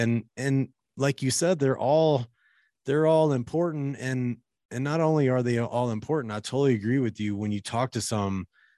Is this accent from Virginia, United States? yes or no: no; Kentucky, United States; I grew up in Kentucky, by the way, in like rural kind of Appalachian area.